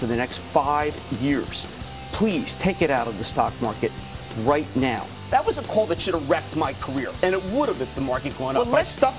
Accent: New Jersey, United States; my home state, New Jersey.

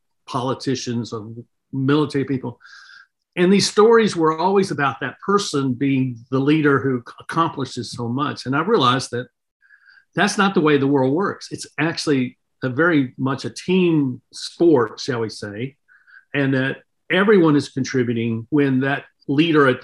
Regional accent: North Carolina, United States; I grew up in North Carolina in the South in the 1960s

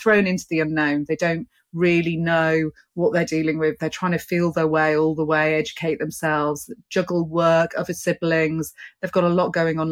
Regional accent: London, United Kingdom; I'm here as a British representative today. I'm here from the UK, London

